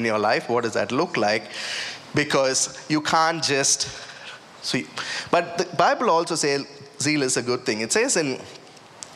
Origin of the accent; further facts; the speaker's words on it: India; moved away; I was about, 18, 19, you know, growing up in India